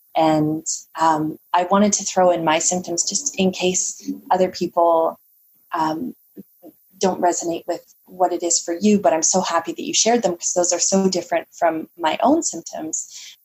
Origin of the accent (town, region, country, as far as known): Canada